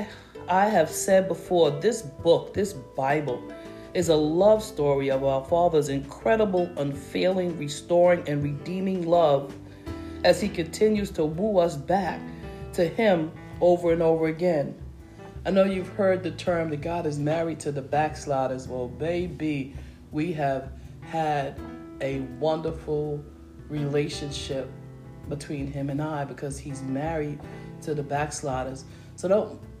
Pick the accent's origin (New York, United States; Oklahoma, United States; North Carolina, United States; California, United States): New York, United States; New York City; Growing up in Harlem during the 60s through the 80s